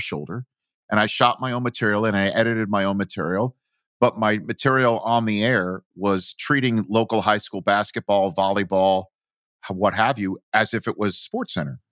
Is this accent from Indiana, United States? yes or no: no; New York City, New York, United States; accent: New York; moved away as an adult; also born or lived in Brooklyn / Chico, California; every mountain I grew up around on Staten Island was made of trash